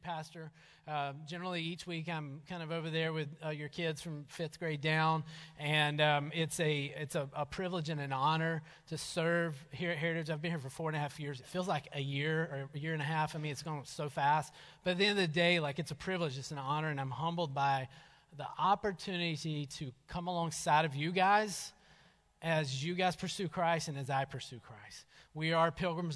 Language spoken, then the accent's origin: English; North Georgia, United States; moved away; we grew up in North Georgia